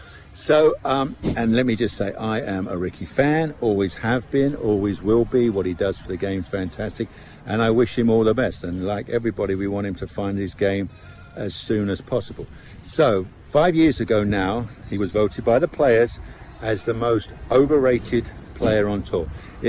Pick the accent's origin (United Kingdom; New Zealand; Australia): United Kingdom; I'm a Brit.